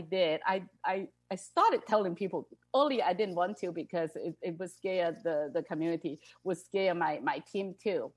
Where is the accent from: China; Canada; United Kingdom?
China; moved away; I came from China originally